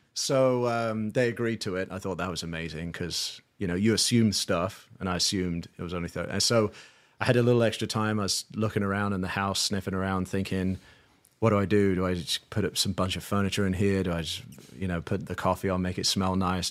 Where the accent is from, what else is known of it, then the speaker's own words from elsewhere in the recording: London, United Kingdom; moved away as an adult; also born or lived in Saint Louis, Missouri; now in United States; I'm from London, England, moved out to the States in two thousand